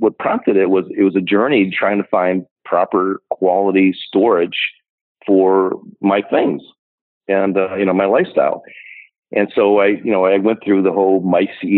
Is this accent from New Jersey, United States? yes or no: no; Ohio, United States; moved away as an adult; now in Minnesota, United States; I grew up in Ohio